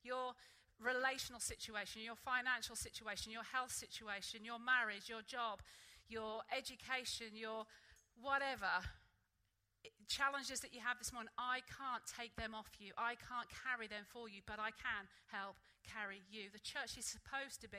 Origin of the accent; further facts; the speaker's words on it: Norwich, East of England, United Kingdom; moved away; when I grew up in Sunday school back in Norwich